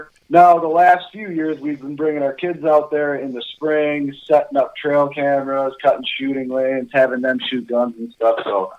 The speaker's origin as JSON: {"language": "English", "region": "Minnesota", "country": "United States", "tie": "born or raised there", "said": "35 years old, live in Minnesota my whole life. Grew up in the outdoors"}